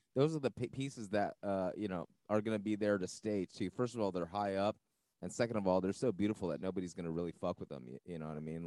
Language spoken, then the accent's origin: English; San Gabriel Valley, LA County, California, United States; I'm LA County, man. I'm SGV